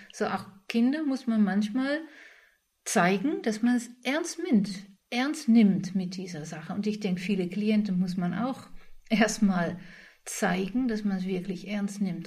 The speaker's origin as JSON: {"language": "German", "country": "Netherlands", "said": "ich als Holländer"}